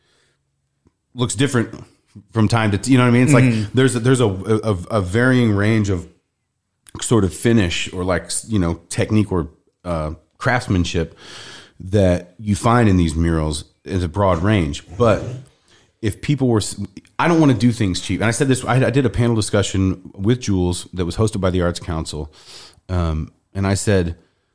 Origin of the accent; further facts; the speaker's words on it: Indianapolis, Indiana, United States; I'm from Indianapolis